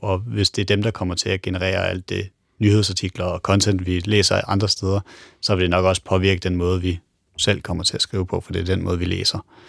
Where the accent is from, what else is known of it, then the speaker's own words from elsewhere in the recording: Denmark; vi som, som danskere